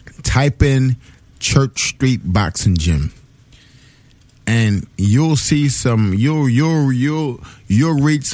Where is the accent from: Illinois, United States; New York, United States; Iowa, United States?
New York, United States; Bed-Stuy; I grew up in Bed-Stuy. I went to Murder High. I went to Thomas Jefferson High School